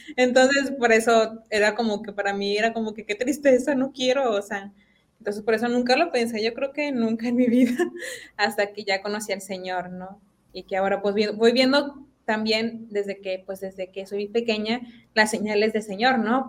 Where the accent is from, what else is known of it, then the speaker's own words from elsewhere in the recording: Apodaca, Nuevo León, Mexico; soy de aquí de Monterrey, específicamente del municipio de Apodaca.